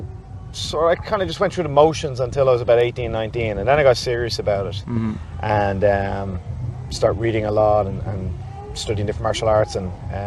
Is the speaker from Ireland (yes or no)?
yes; Dublin, Leinster, Ireland; now in Saggart, Ireland; I grew up in Rathfarnham, then I spent my 20s and 30s living pretty much city centre